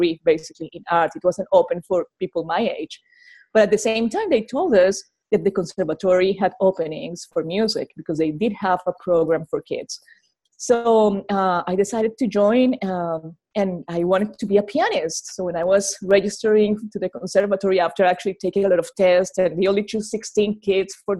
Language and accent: English; Colombia; English is a second language; now in Arkansas, United States; I'm from Colombia, South America